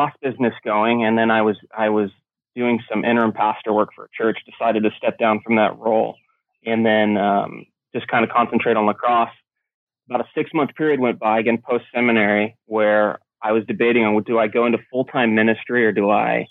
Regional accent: Carthage, New York, United States; So it was a little town in Carthage, New York, a town of about 3,000-4,000 people

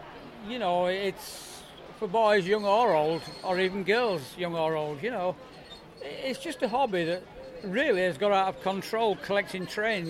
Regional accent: Leeds, Yorkshire and the Humber, United Kingdom; now in Mayo, Ireland; I've come from Mayo, but originally I'm from Yorkshire, Leeds.

